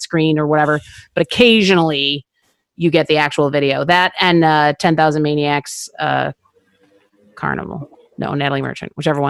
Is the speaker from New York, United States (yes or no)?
yes; Buffalo, New York, United States; from Buffalo. I feel the same about Frank's hot sauce.